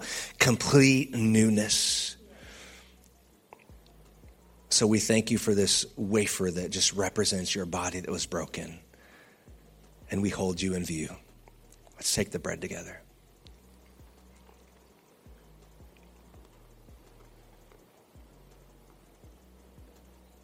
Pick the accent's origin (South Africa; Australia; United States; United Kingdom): United States; California; now in Texas, United States; I'm from California.